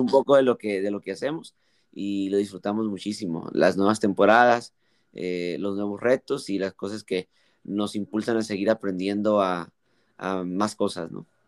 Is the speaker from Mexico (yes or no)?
yes; Mexico; yo soy mexicano, eh, gracias a Dios, eh, por nacer acá en México